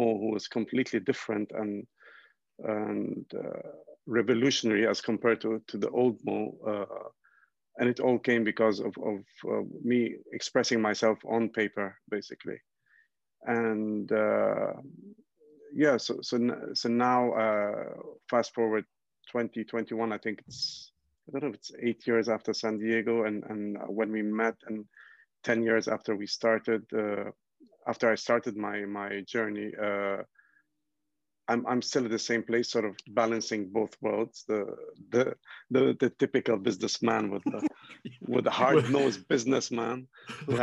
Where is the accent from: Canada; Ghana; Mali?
Ghana; also born or lived in Lebanon / United Kingdom; I'm originally from Lebanon in the Middle East. And my parents immigrated to Ghana, West Africa, and I was born here in Ghana.